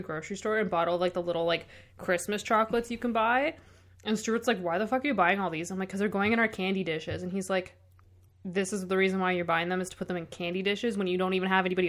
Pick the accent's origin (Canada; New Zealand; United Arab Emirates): Canada; near Oshawa, Ontario; we are not from Oshawa.